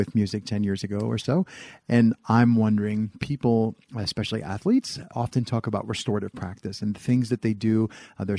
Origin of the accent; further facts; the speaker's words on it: East Coast, United States; I'm from the East Coast